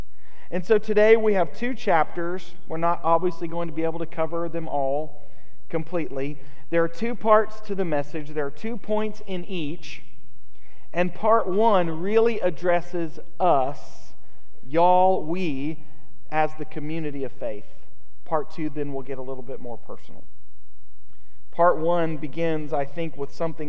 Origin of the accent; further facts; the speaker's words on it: United States; as American Christians